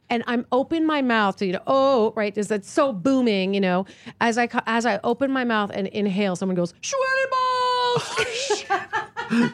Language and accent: English; East Coast, United States; moved away; I grew up on the East Coast